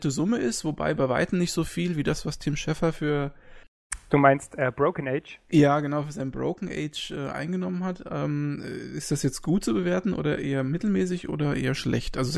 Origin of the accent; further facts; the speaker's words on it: Bavaria, Germany; Ich bin äh, zugezogener Bayer und er ist Urbayer. Und ich bin, ich bin ja Franke eigentlich